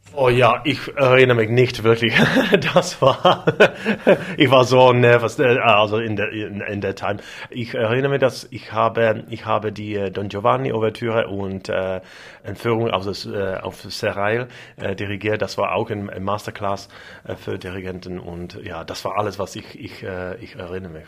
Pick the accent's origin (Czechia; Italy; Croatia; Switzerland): Czechia; Moravia; German is a second language; ich komme vom, vom, ähm, aus Mähren